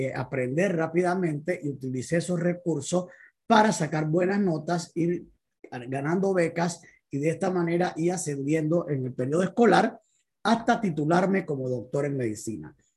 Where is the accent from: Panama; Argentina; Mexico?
Panama; Panama City; soy de Panamá, soy médico de profesión, vengo de una familia muy pobre, somos 16 hermanos que veníamos de un barrio popular aquí en Panamá llamado Parque Febre